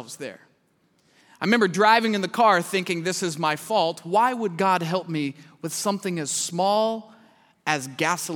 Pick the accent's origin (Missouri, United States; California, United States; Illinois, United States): Missouri, United States; Kansas City; I'm from Kansas City, Missouri